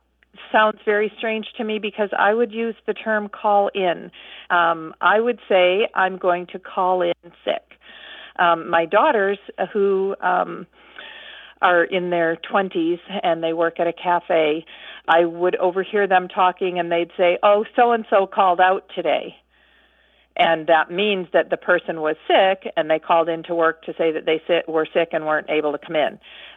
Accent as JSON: {"language": "English", "region": "Midwest", "country": "United States", "tie": "born or raised there", "also_born_or_lived": "Michigan / Massachusetts", "said": "I grew up in the Midwest"}